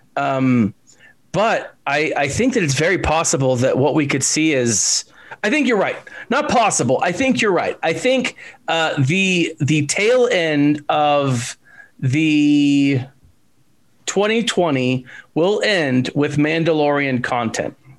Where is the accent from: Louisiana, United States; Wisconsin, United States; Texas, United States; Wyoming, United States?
Texas, United States; I'm from Texas